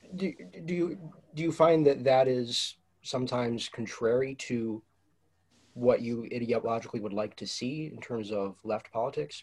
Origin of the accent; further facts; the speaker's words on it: Ann Arbor, Michigan, United States; also born or lived in Detroit area; I'm from Ann Arbor, Michigan